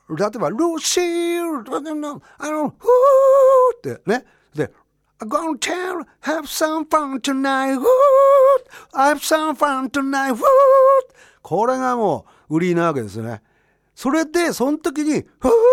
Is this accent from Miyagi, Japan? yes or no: yes; Kurihara, Miyagi, Japan; 俺とリッキーはまあ宮城県、それも栗原 市 出身